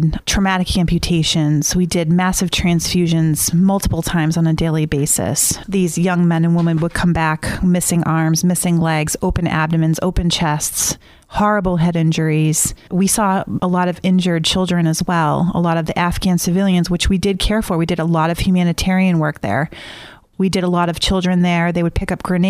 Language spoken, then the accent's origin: English; Easton, Massachusetts, United States; I grew up in Easton, Mass.